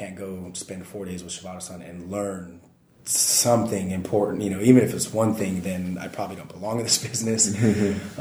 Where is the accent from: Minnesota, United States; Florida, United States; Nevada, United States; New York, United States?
Nevada, United States; moved away as an adult; now in Japan; I'm an American kid from the middle of nowhere, Nevada